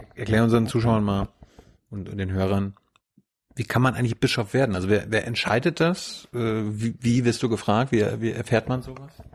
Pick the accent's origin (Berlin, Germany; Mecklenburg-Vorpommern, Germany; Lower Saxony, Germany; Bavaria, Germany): Mecklenburg-Vorpommern, Germany; also born or lived in Texas; ich komme aus Mecklenburg